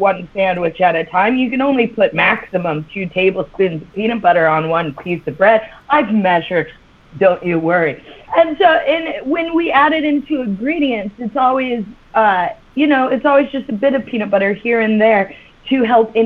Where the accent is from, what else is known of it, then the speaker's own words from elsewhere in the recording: United States; now in London, United Kingdom; As an American who lives abroad